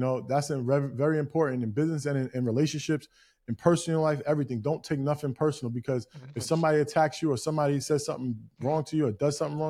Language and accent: English; Greenburgh, New York, United States; I grew up in New York, Greenberg, New York